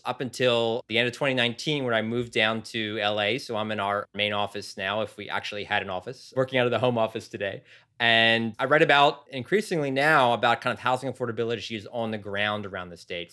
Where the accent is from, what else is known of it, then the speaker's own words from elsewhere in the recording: Philadelphia, Pennsylvania, United States; moved away as an adult; also born or lived in San Diego / Sacramento; now in Los Angeles, United States; I grew up in Philadelphia